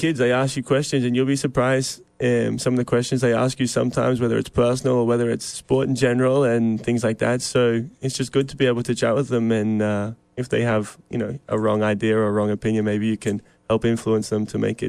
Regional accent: Queensland, Australia; moved away; I'm from Queensland, Australia

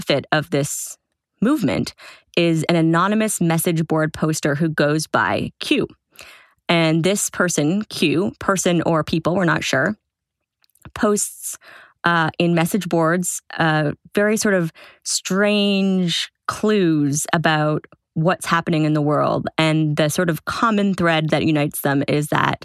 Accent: Toronto, Ontario, Canada; moved away; I was back in my hometown of Toronto

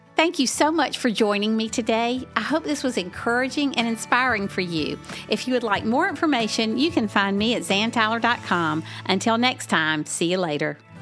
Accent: Southern United States, United States; accent: Southern; I tried to get rid of my Southern accent once, it didn't go

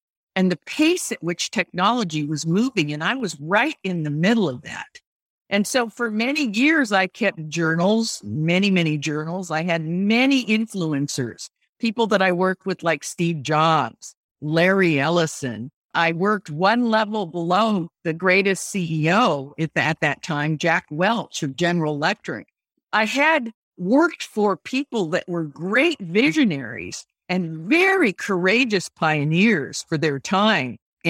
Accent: Japan; Whether it was my background of growing up in Japan and then experiencing the Vietnam War through my father's work

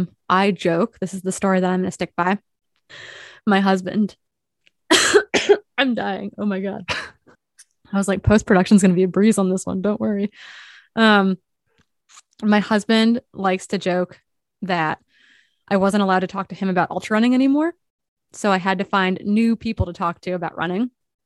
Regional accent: Midwest, United States; I'm like from the Midwest, but was raised by East Coast parents.

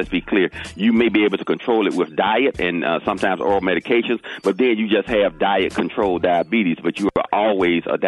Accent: the South, United States; I'm from the South

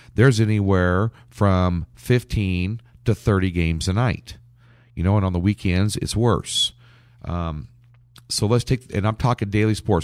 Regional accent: Lincoln, Nebraska, United States; moved away as an adult; now in Kansas City, United States; Lincoln, Nebraska, where I, I, I've lived up until the last two years where I moved to Kansas City, and I still call Lincoln my hometown

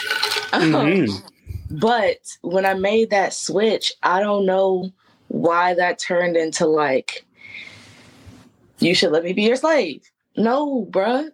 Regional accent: Memphis, Tennessee, United States; I was there from Memphis

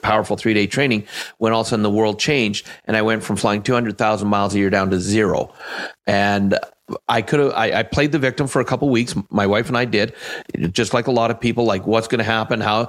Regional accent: Canada; I am Canadian

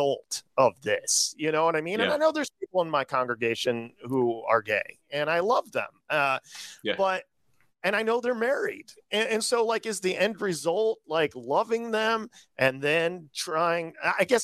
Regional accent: Midwest, United States; I grew up in the Midwest.

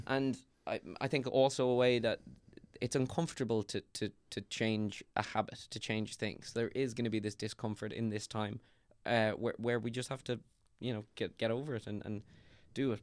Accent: Ireland; We're not English, man. We're Irish

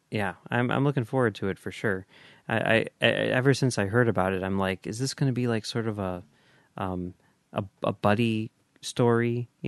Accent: Charleston, Illinois, United States; If I were closer to Chicago, I'd hang out with Max and Mike too. I grew up downstate in Charleston, and in fact, my best friend from childhood teaches at Hinsdale Central and lives in Bolingbrook.

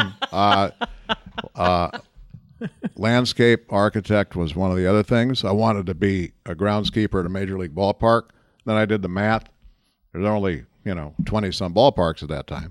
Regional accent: Central Minnesota, United States; moved away; Central Minnesota, lakes, country

